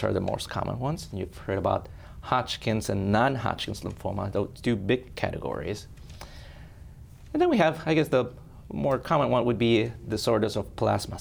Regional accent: Ecuador; moved away as an adult; also born or lived in Spain; now in Sioux Falls, United States; I was born and raised in Ecuador

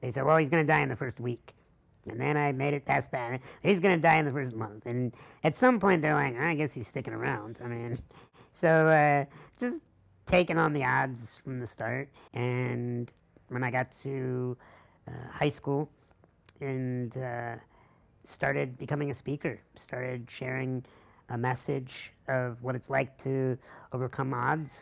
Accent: La Grange, Illinois, United States; Started in a hospital room in LaGrange, Illinois, which is outside of Chicago

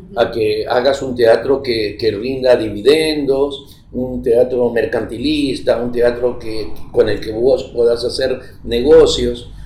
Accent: Argentina; now in Ecuador; a nosotros nos invitan como argentinos a Europa

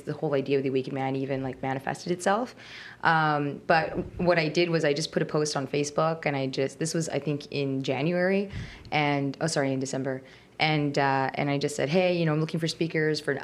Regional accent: Toronto, Ontario, Canada; I'm born and raised in Toronto

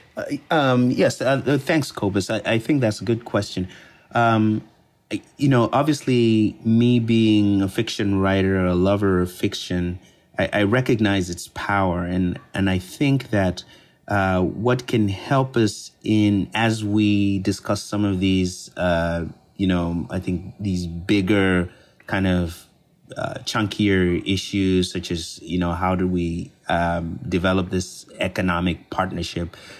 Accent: Copperbelt Province, Zambia; I'm from Zambia, and I grew up in Zambia, and specifically, I grew up on the Copper Belt Province

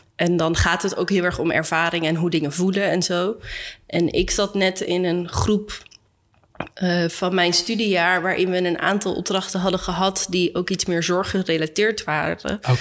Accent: Arnhem, Gelderland, Netherlands; ik ben opgegroeid in Arnhem

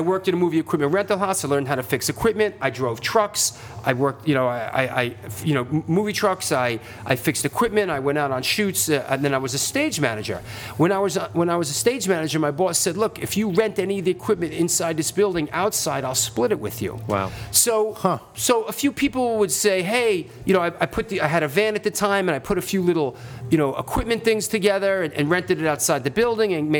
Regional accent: New York City, New York, United States; I came from a culture as a teenager growing up in the Bronx

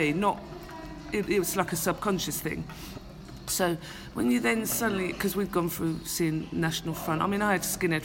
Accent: London, United Kingdom; the estates where I grew up in Hackney, East London

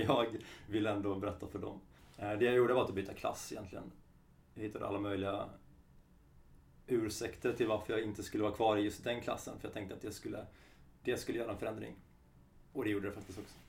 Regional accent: Halmstad, Halland County, Sweden; Jag är från Halmstad och är 32

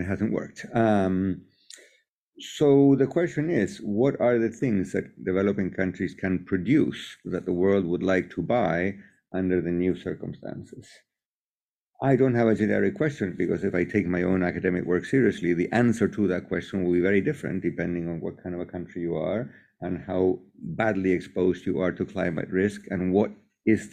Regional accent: Chile; I'm from Chile, I'm not British

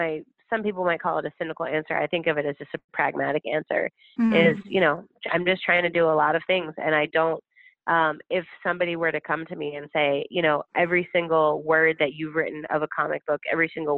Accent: Chicago, Illinois, United States; as a Black person, as a Chicagoan

